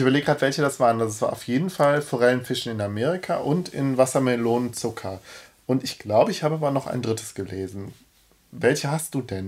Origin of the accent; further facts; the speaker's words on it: Cologne, North Rhine-Westphalia, Germany; ich als, als Kölner